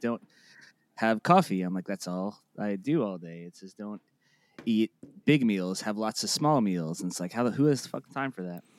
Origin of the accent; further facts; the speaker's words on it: Boca Raton, Florida, United States; also born or lived in Plantation, Florida; I was born in Plantation, Florida, and then I was raised in, right outside Boca, like, west of it.